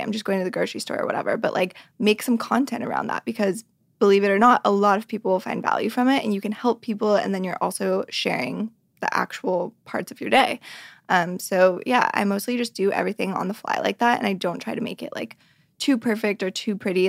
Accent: Reno, Nevada, United States; I grew up in Reno, Nevada

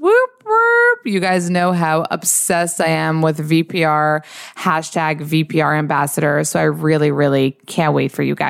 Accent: New York, United States; But I think we're from New York.

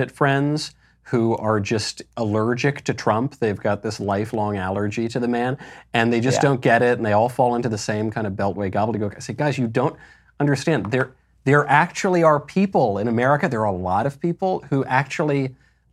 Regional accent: New York, United States; growing up in New York

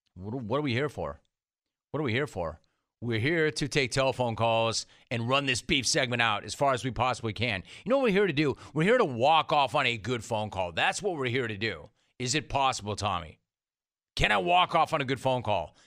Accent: California, United States; I'm from California

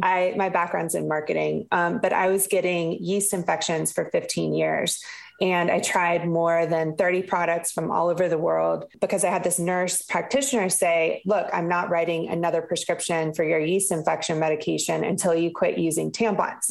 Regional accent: the South, United States; I'm from the South

